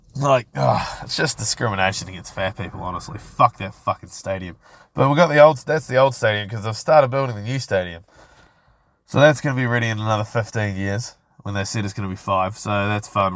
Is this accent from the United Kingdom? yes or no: no; Christchurch, Canterbury, New Zealand; I grew up in Linwood. For those of you that don't know, to be specific, I grew up on Jolly Street in Linwood.